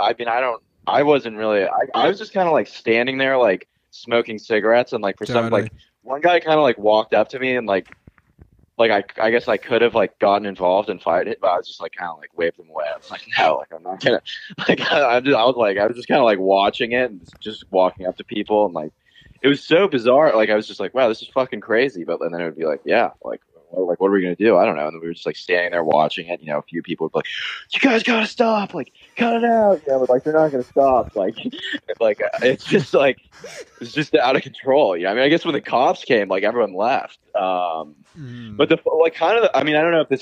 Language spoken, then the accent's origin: English; Santa Monica, California, United States; I'm from Santa Monica.